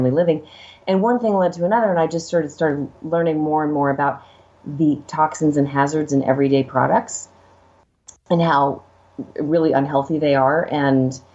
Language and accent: English; Los Angeles, California, United States; growing up in LA, literally next door to Hollywood.